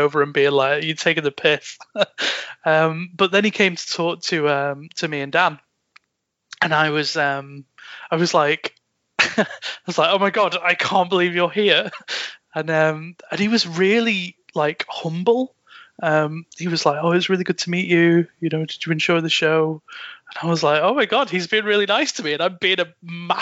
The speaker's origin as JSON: {"language": "English", "town": "Chester", "region": "North West England", "country": "United Kingdom", "tie": "born or raised there", "said": "This like fucking city club from my hometown"}